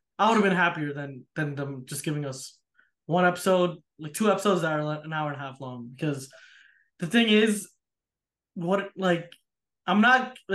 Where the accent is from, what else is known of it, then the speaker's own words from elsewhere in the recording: United States; I'm from America